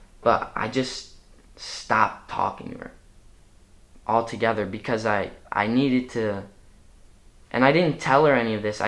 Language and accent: English; Chicago, Illinois, United States; moved away; I'm from Chicago, and I grew up in Hyde Park on 61st and, well, 62nd in Woodlawn